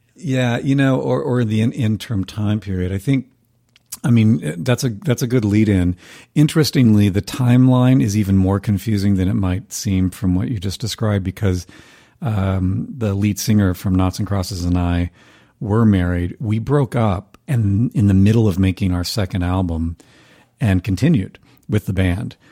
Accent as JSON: {"language": "English", "region": "North Carolina", "country": "United States", "tie": "born or raised there", "also_born_or_lived": "Boston", "moved": "as an adult", "said": "I knew from high school when we grew up in North Carolina, different parts of the state"}